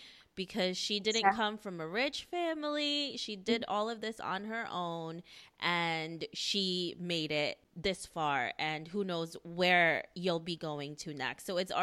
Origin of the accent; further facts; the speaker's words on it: United States; I'm Filipino myself. I mean, I grew up in the United States